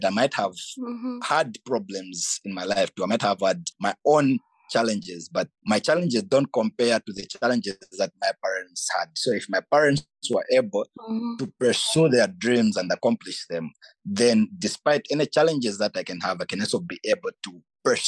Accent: Petauke, Eastern Province, Zambia; moved away as an adult; now in Algeria; I come from Petauke, and Petauke is 70% rural, 30% urban

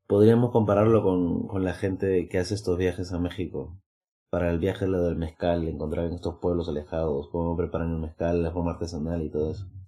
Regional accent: Peru; now in Madrid, Spain; soy de Perú

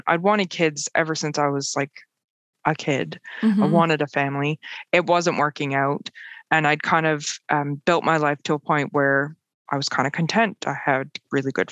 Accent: north of Toronto, Ontario, Canada; moved away as an adult; also born or lived in Halifax, Nova Scotia; now in Aylesford, United Kingdom; I grew up in outside of Toronto, north of Toronto, in a beautiful neighborhood

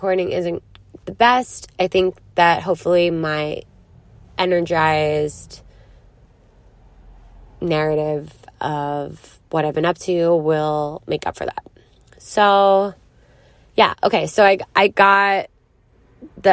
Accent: Philadelphia, Pennsylvania, United States; moved away; I'm coming at you from Philadelphia, Pennsylvania. My hometown. Where it all started.

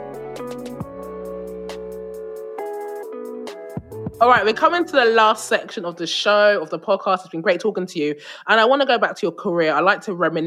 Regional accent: United Kingdom; As a British person who's sort of grown up in this world

